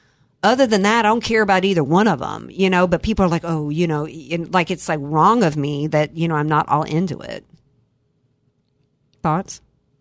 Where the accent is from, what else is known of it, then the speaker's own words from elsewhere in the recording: United States; I'm an American.